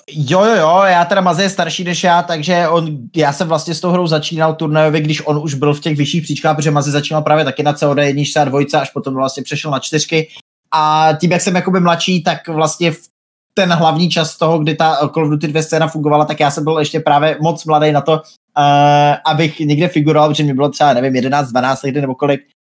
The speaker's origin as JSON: {"language": "Czech", "town": "Brno", "region": "South Moravian Region", "country": "Czechia", "moved": "yes", "lives_now": "Plzeň, Czech Republic", "said": "původně jsem z Brna, teďka už bydlím nějakou dobu v Plzni"}